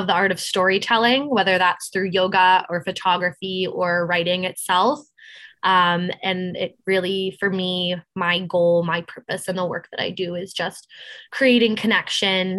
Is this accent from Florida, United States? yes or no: no; Cape Cod, Massachusetts, United States; now in New York, United States; I'm from Cape Cod, Massachusetts